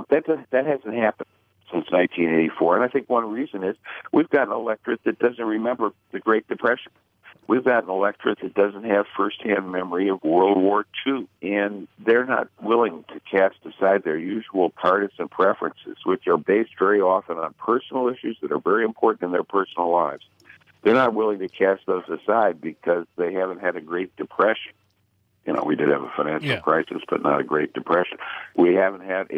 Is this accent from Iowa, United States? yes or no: no; Michigan, United States; my home state of Michigan